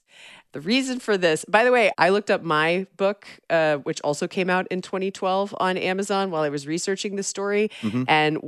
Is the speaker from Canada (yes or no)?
no; Georgia, United States; I believe that would be my home state of Georgia. And Vidalia, Georgia.